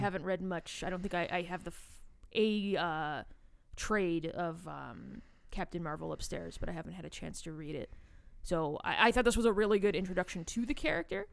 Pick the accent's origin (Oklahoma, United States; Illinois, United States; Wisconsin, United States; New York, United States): Illinois, United States; Chicago; I'm from Chicago